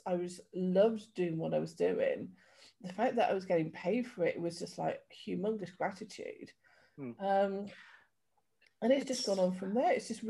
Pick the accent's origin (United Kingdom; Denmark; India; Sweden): United Kingdom; Yorkshire and the Humber; moved away; also born or lived in Devon / London / Somerset / Wiltshire; So I started off in Yorkshire, moved down to Devon, lived in around London for a little bit, back down to Somerset in Wiltshire, and then moved over here about 10 years ago.